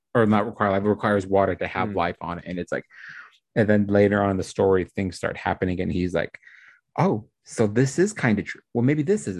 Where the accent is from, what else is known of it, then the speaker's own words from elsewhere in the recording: Utah, United States; also born or lived in Florida / Washington; I'm from Utah